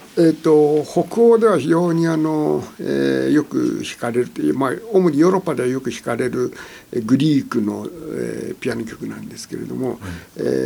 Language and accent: Japanese; Niigata, Japan; 新潟でして